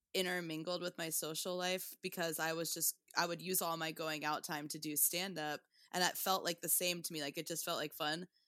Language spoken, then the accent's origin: English; Tulsa, Oklahoma, United States; also born or lived in Portland, Oregon; now in New York, United States; I'm from Tulsa, Oklahoma, and then I started comedy in Portland, and then I've been in New York for, like, uh, since two thousand thirteen.